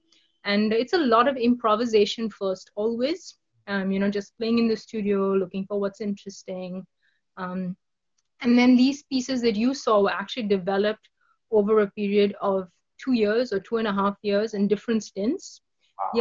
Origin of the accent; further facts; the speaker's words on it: Kolkata, West Bengal, India; it's my hometown